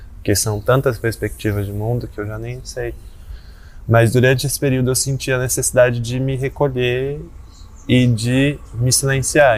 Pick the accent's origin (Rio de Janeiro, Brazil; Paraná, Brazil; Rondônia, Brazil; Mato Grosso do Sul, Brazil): Rio de Janeiro, Brazil; now in São Paulo, Brazil; sou carioca, que mora em São Paulo há muito tempo